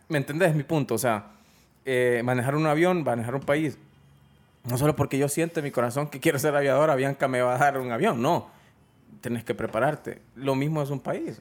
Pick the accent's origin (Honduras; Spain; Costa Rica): Honduras